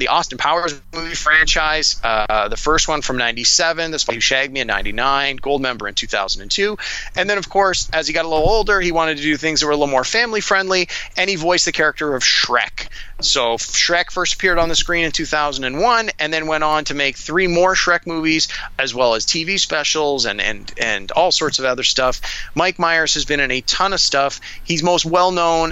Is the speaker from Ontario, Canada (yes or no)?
yes; Toronto, Ontario, Canada; Yes, we're both from Toronto. Yes, we both grew up in Scarborough, which is one of the neighborhoods in Toronto.